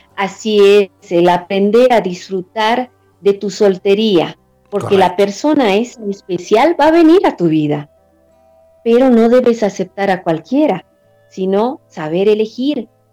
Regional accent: Bolivia; mi país, en Bolivia

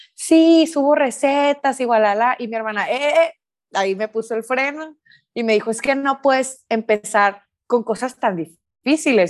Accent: Sonora, Mexico; soy de Sonora, soy de una parte aquí en México que es desierto

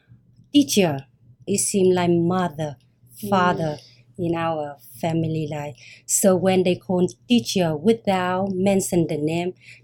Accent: Vietnam; English is a second language; moved away as an adult; now in United States; I come from Vietnam

